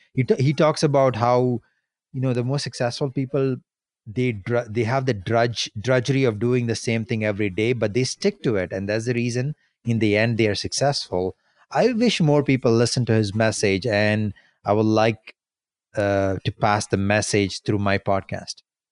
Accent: India; moved away as an adult; now in Canada; when I was in my early 20s, when I moved to Canada from India

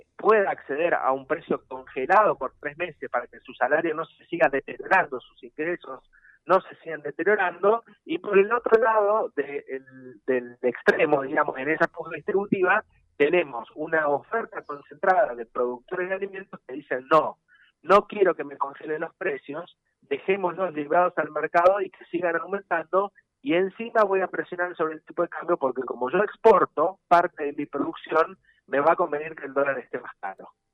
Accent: Argentina; Nosotros somos 45 millones argentinos y argentinos.

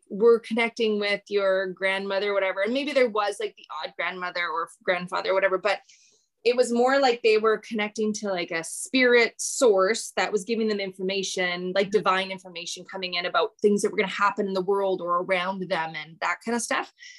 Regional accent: Canada; I'm Canadian

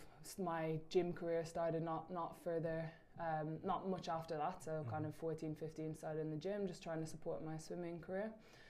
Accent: Dublin, Leinster, Ireland; Cool. So I'm obviously from Dublin.

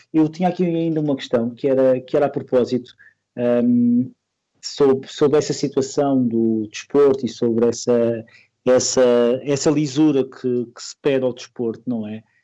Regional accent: Madeira, Portugal; eu sou da Madeira

